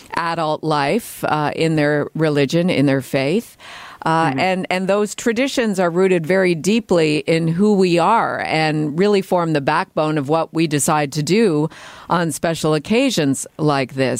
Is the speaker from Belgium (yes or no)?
no; Canada; growing up in Canada as a Christian in the United Church